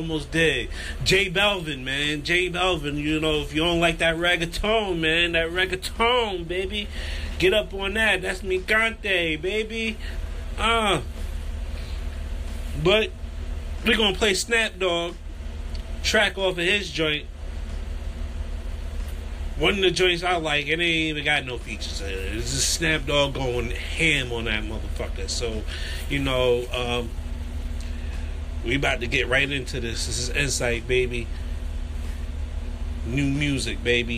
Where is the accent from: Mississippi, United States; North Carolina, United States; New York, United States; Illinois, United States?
New York, United States; New York City; I'm from New York City.